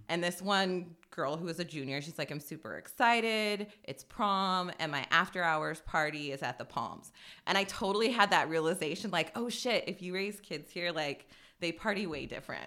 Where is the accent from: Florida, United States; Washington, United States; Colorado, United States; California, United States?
Washington, United States; Spokane; also born or lived in Las Vegas; I grew up here. I'm a, I'm a third generation Hilliardite